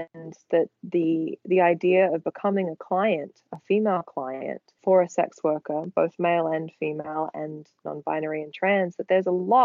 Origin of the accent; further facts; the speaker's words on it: Australia; now in California, United States; I am foreign. I am Australian